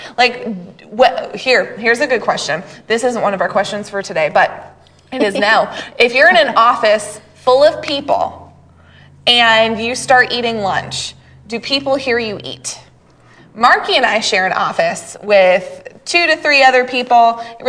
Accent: Maine, United States; You're from Maine? I'm from Maine. Where are you from in Maine? I'm from the county.

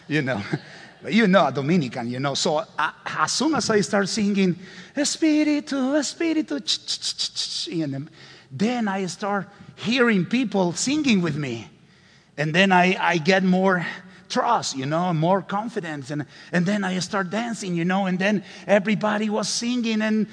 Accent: Honduras; English is a second language

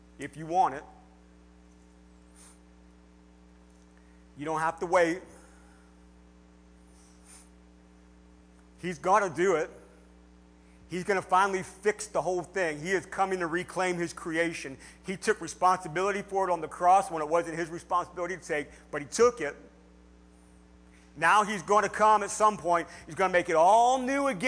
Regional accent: United States

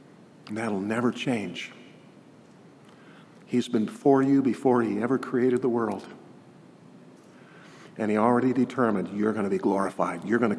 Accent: England, United Kingdom; And we're English people. It's like it's given to us in our own language.

